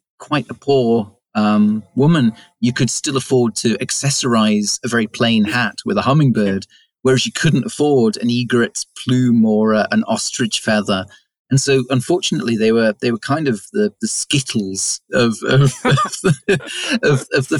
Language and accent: English; West Country, South West England, United Kingdom; moved away as an adult; now in Shetland Islands, United Kingdom; I'm from the West Country, from the south of England, the southwest.